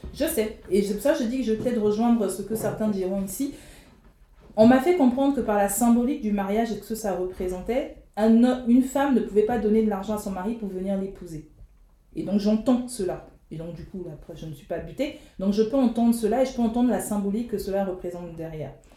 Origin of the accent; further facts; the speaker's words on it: Republic of the Congo; en tant que Congolaise